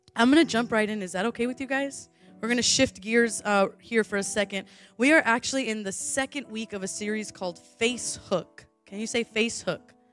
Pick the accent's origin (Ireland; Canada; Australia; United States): United States; Southern California; moved away; I'm from Southern California